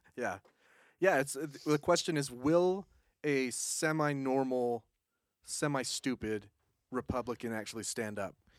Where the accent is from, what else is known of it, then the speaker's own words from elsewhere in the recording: Utahn, United States; I'm a Uton